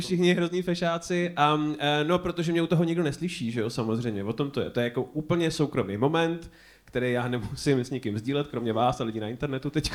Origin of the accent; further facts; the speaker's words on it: Prague, Czechia; my jako Pražáci